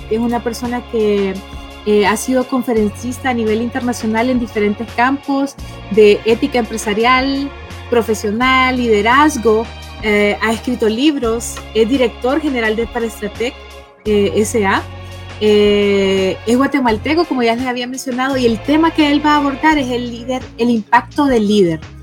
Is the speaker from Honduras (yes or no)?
yes; Honduras; yo soy hondureña